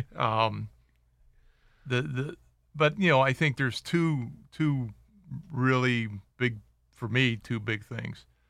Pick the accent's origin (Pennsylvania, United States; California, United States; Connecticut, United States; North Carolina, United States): Pennsylvania, United States; Pittsburgh; now in Las Vegas, United States; my hometown, Pittsburgh